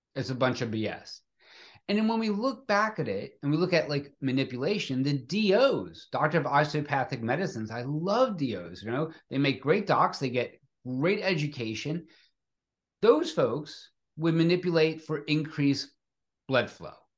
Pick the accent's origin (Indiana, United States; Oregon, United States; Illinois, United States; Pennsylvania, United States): Pennsylvania, United States; Philadelphia; growing up in Philadelphia